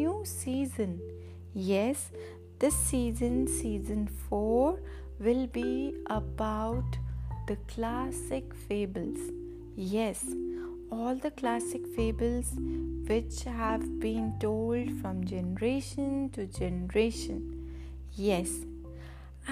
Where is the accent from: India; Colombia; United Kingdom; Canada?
India; I'm from India